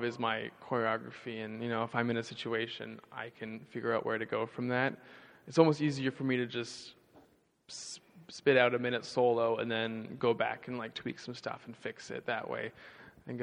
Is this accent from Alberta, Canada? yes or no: no; Vancouver, British Columbia, Canada; now in San Francisco, United States; I'm from Vancouver, which is the opposite side from Toronto